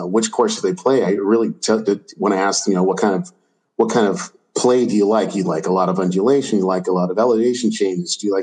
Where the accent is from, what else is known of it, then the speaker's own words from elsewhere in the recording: California, United States; moved away as an adult; now in San Antonio, United States; I'm from California